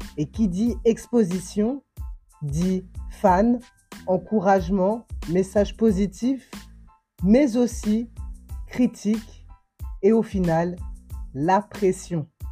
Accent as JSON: {"language": "French", "country": "Guadeloupe", "said": "ici chez moi en Guadeloupe"}